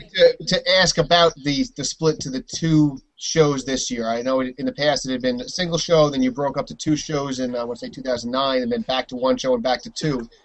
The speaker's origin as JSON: {"language": "English", "region": "New York", "country": "United States", "said": "I'm a New Yorker"}